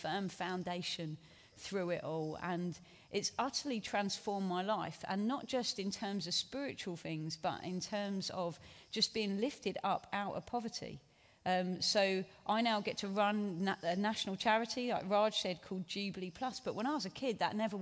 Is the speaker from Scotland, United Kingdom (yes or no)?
no; Hastings, South East England, United Kingdom; I grew up in Hastings on the South Coast